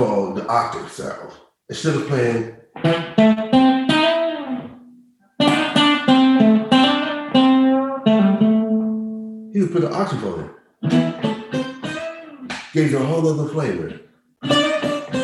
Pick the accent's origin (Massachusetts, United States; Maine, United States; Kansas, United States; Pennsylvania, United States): Kansas, United States; Kansas City; moved away; This is in Kansas City, Kansas